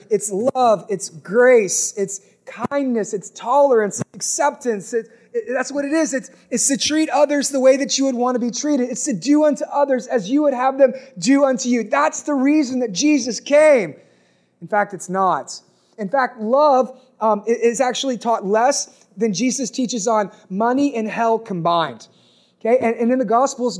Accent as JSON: {"language": "English", "country": "United States", "said": "we're American"}